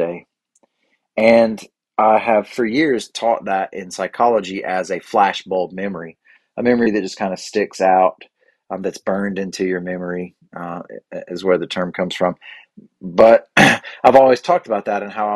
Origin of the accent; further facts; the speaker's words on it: Cleveland County, North Carolina, United States; I'm from Cleveland County, North Carolina